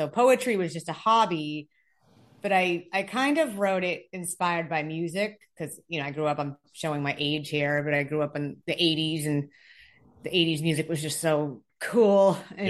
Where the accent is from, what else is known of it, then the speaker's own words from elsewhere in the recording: Revere, Massachusetts, United States; You know, growing up in Revere, Revere is a kind of a tough town.